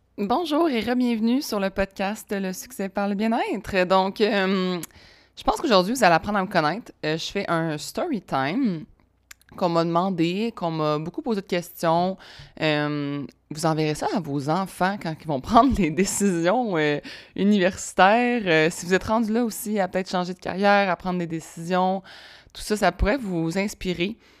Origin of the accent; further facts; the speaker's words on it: Laval, Quebec, Canada; also born or lived in Sherbrooke; je viens de Laval. Laval, euh, Laval proche de Montréal